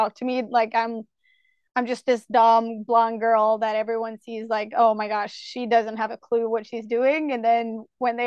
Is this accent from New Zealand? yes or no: no; Norway; English is a second language; I'm from Norway